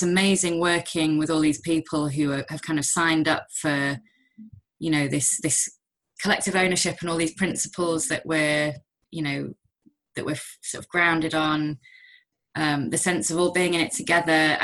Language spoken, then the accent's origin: English; Manchester, North West England, United Kingdom; I'm from Manchester originally, and I moved back